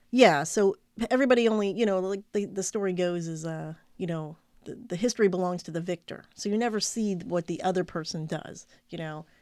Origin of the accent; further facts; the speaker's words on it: United States; as an American